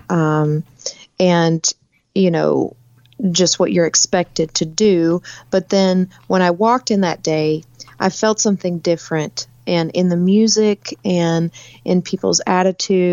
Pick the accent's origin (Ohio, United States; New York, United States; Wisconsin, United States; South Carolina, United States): South Carolina, United States; moved away; also born or lived in California; I actually grew up in South Carolina. I lived in California for 10 years, but my hometown is in South Carolina